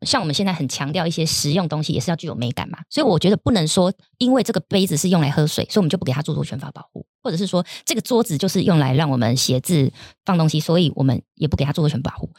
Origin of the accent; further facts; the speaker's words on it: Taiwan; 我们台湾人